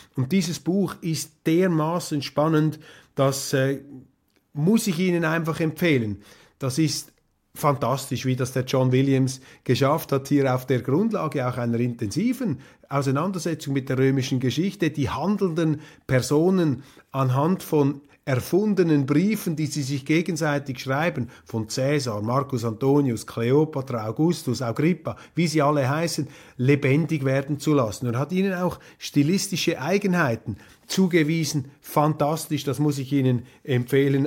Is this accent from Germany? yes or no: no; Switzerland; wir Schweizer